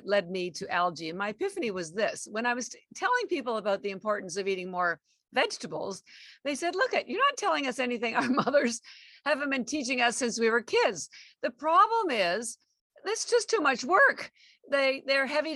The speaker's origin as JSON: {"language": "English", "country": "Canada", "moved": "as an adult", "lives_now": "Boston, United States", "said": "I live in Boston and I've been here almost 33 years, but I am actually Canadian"}